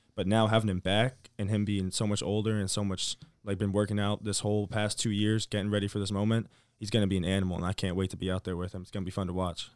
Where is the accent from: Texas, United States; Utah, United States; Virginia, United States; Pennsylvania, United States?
Virginia, United States; moved away; by my home, 'cause I'm from Virginia.